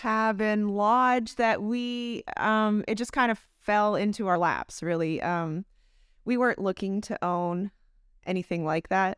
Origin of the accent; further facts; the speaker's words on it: London, Ontario, Canada; moved away; I grew up in London, Ontario, Canada.